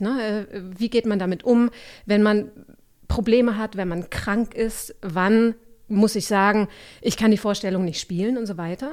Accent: Augsburg, Bavaria, Germany; also born or lived in Leipzig / Halle; now in Berlin, Germany; Ich bin aufgewachsen in Augsburg, aber studiert habe ich nicht dort

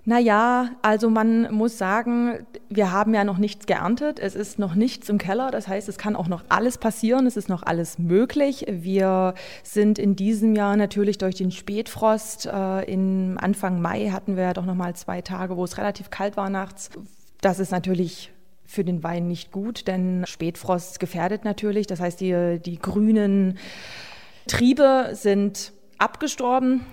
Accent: Höhnstedt, Saxony-Anhalt, Germany; Höhnstedt ist ja mein Heimatort

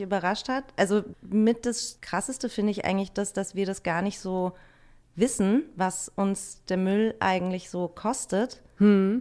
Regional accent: northern Bavaria, Germany; now in Berlin, Germany; ich bin im Norden von Bayern aufgewachsen und habe im Süden gewohnt

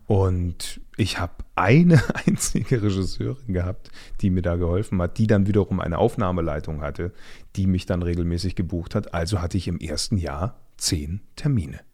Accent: Munich area, Bavaria, Germany; moved away as an adult; now in Berlin, Germany; da, wo ich herkomme

